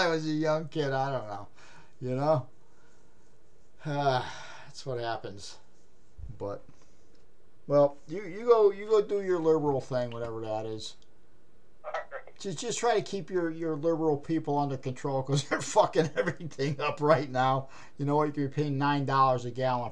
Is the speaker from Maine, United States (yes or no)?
yes; Maine, United States; I'm a hillbilly from Maine.